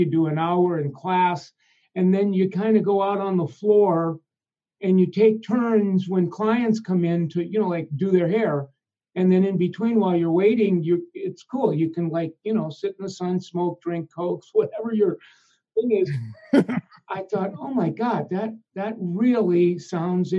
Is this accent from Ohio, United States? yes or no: no; Minneapolis, Minnesota, United States; also born or lived in Omaha, Nebraska; in the second grade, we moved to Minneapolis, St. Paul, and then, you know, a new housing project.